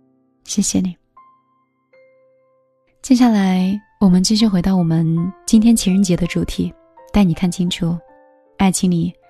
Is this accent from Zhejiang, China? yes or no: yes; Hangzhou, Zhejiang, China; 就是杭州的。